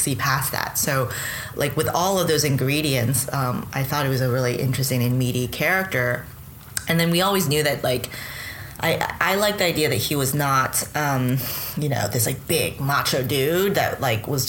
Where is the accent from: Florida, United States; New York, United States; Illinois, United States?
New York, United States; I'm a New Yorker. I've lived in downtown New York for a long, long time.